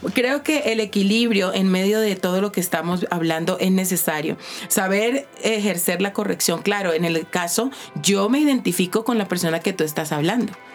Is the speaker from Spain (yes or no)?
no; Neiva, Huila, Colombia; yo en Tierra Caliente, yo soy de Neiva